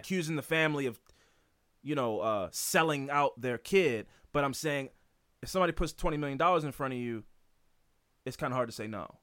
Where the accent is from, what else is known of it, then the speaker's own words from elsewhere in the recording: United States; I'm an American